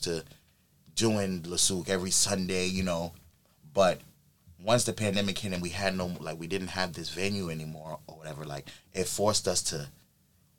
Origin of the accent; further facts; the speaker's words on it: New York, United States; also born or lived in Dallas, Texas / Ghana; I've lived in New York most of my life